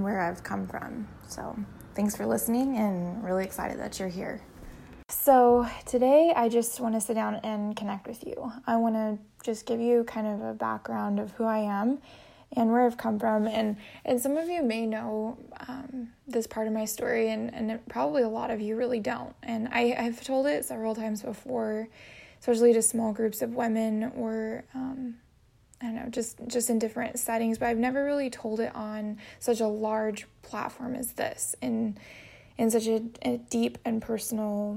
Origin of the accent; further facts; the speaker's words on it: Boise, Idaho, United States; moved away as an adult; also born or lived in Chicago / Hawaii; now in San Diego, United States; I was born in Boise, Idaho